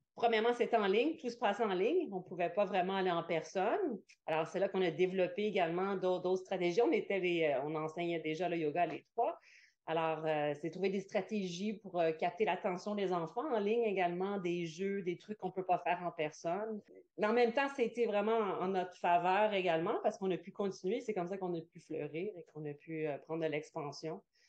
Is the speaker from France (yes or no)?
no; Quebec, Canada; moved away; je viens du Québec